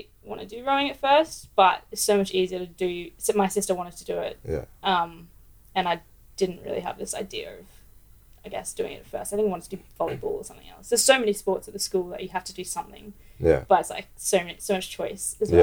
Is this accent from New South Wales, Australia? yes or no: no; Brisbane, Queensland, Australia; I grew up in Brisbane